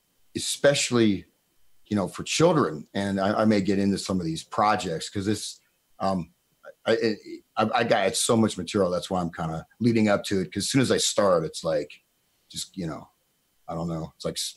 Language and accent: English; Tamil Nadu, India; I know you can, Jan, because I'm from Tamil Nadu and I am born in India.